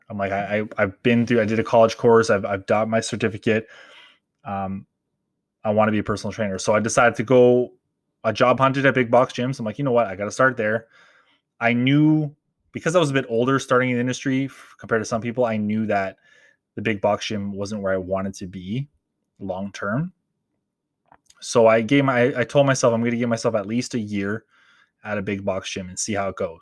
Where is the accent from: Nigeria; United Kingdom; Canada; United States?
Canada; Toronto, Ontario; growing up in Toronto, in Canada